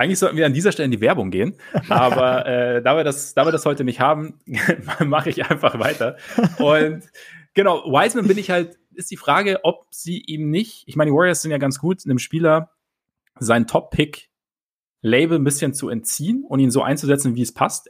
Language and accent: German; Southern Germany, Germany; Bei uns im Süden